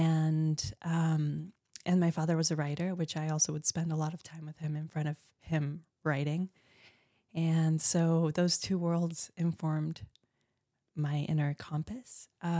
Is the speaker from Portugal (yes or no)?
yes; Portugal; also born or lived in Colombia; Well, I was born in Colombia, but I only lived there for 5 years and went to Portugal with my parents.